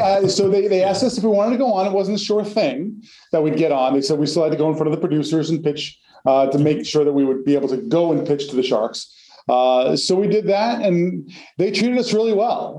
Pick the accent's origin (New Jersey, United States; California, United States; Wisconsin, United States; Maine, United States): New Jersey, United States; moved away as an adult; also born or lived in Massachusetts / New York City; now in Connecticut, United States; I grew up in North Jersey